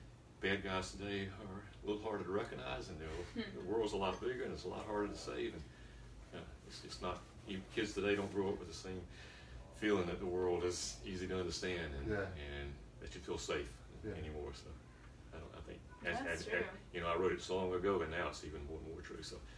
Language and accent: English; Ahoskie, North Carolina, United States; my hometown. Actually, I come from Ahoskie, North Carolina